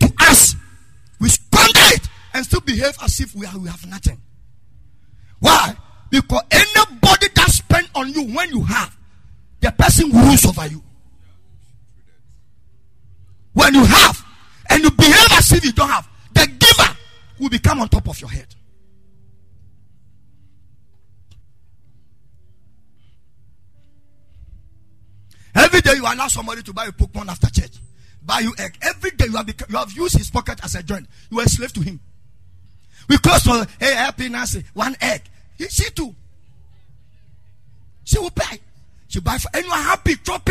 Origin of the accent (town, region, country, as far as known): Ghana